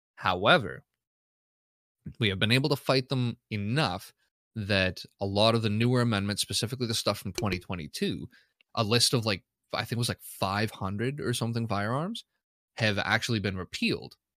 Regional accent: Canada; I'm a Canadian

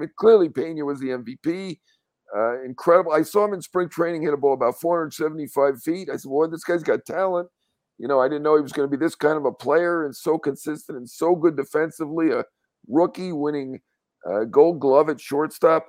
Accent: New York, United States; a New Yorker

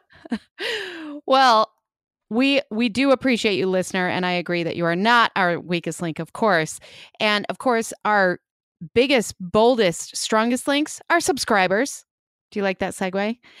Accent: Chicago, Illinois, United States; accent: Chicago; My Chicago accent

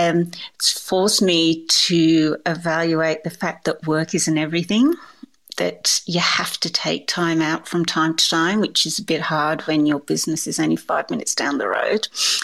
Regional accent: England, United Kingdom; I suppose, going back to, you know, being English, I like a lemon drizzle cake

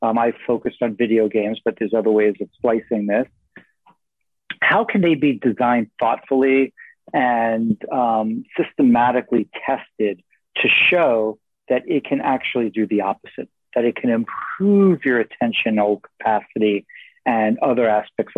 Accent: New York City, New York, United States; now in San Francisco, United States; I live right in the heart of San Francisco. I grew up in New York City

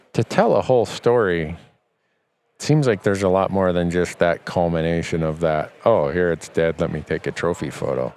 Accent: Montana, United States; my home state of Montana

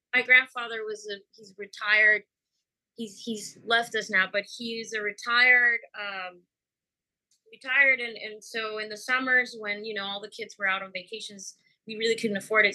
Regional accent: Mexico; now in Houston, United States; I grew up in Mexico

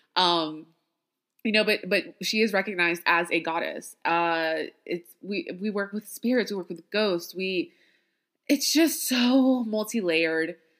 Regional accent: Louisiana, United States; as a Black woman born and raised in Louisiana

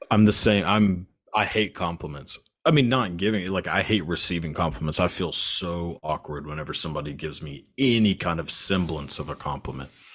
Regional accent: Texas, United States; I'm born and raised in Texas

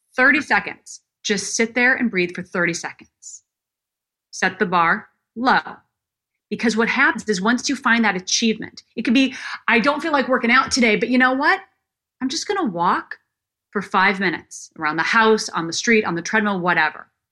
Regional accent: Minnesota, United States; moved away as an adult; also born or lived in Illinois; from the time I was 12 growing up in Minnesota

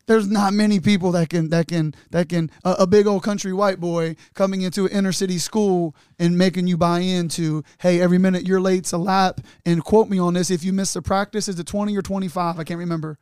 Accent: Newport, Kentucky, United States; now in Fort Thomas, United States; where I was born on Second Street

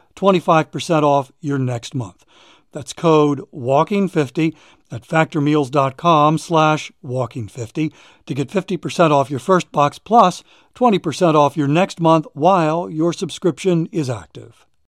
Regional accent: Maryland, United States; where I was growing up in Maryland

